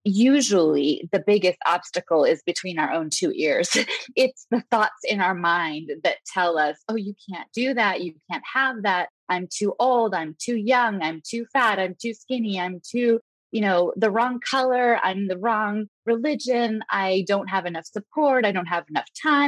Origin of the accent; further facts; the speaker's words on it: West Coast, United States; moved away as an adult; also born or lived in Italy / California; I grew up on the West Coast